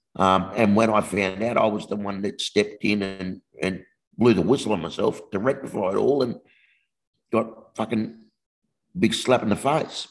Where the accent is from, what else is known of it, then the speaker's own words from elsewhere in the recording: Sydney, New South Wales, Australia; we grew up in Western Sydney